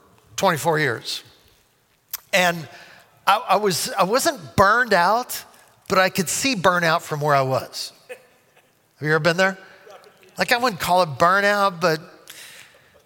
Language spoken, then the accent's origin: English; New Brunswick, Canada; moved away; I'm from Canada.